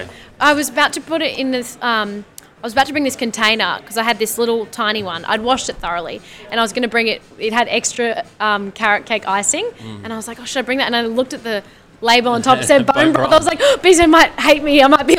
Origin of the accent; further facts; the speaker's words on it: Singapore; moved away; because I grew up in Singapore and my mom is an amazing Asian food cook.